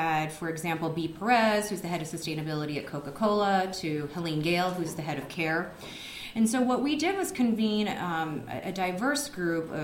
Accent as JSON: {"language": "English", "country": "Japan", "moved": "yes", "lives_now": "United States", "said": "I'm originally from Japan"}